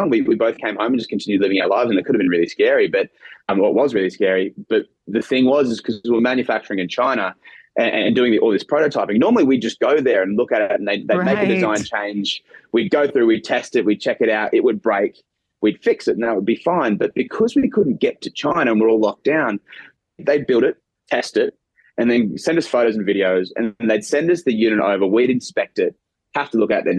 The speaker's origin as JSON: {"language": "English", "town": "Brisbane", "region": "Queensland", "country": "Australia", "moved": "as an adult", "lives_now": "United States", "said": "I'm a boy from Brisbane."}